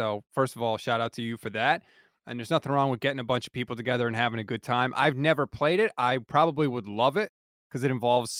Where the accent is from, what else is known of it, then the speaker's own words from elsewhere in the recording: East Coast, United States; We're both from the East Coast, so of course we're going to be more emotional than everybody else.